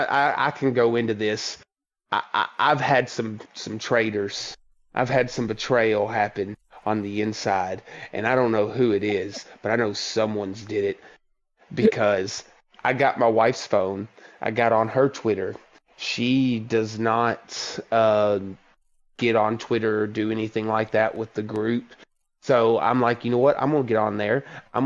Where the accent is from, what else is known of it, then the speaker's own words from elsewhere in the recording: the South, United States; I grew up in the South. I've made this abundantly clear to the group. I've spent my entire life to not have a big Southern drawl.